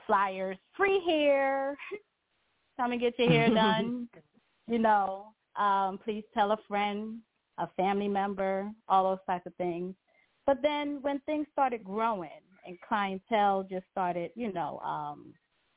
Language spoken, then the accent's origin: English; New York City, New York, United States; moved away as an adult; also born or lived in Guyana / Lithonia, Georgia; now in Georgia, United States; I did hair in New York, which I'm from Brooklyn, New York, Crown Heights.